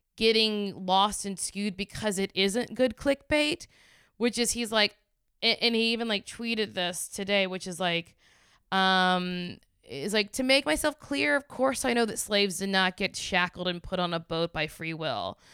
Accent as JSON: {"language": "English", "region": "the South", "country": "United States", "said": "I'm, I'm from the South and I'm from a red state."}